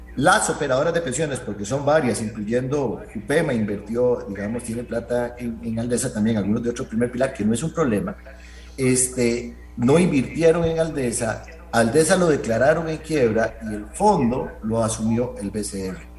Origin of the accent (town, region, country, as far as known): Costa Rica